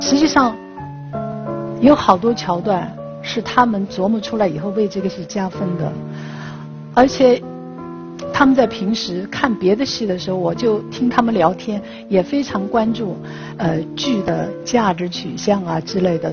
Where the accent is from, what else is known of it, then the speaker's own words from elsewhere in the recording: Shanghai, China; 我是上海人